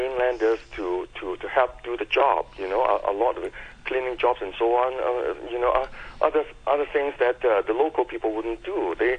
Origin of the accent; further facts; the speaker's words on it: Lombardy, Italy; You know, who is going to tell them that, I come from Lombardy.